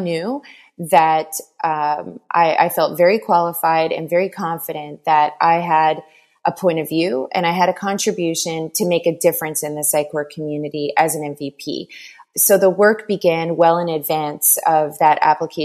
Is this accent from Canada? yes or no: yes; Newfoundland and Labrador, Canada; now in Montreal, Canada; I am originally from Newfoundland, Canada, but I've lived long enough in Montreal, Quebec, to say that I'm just about a Quebecer, so about 19 years in Quebec.